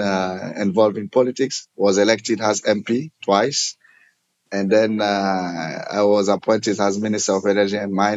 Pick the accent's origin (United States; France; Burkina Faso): Burkina Faso; also born or lived in Manchester, United Kingdom / Maastricht, Netherlands; I'm from Burkina Faso in West Africa.